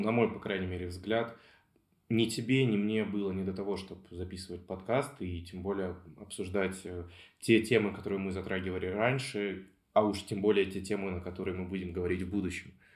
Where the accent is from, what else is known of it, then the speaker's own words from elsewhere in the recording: Belgorod, Belgorod Oblast, Russia; я диджитальщик из Белгорода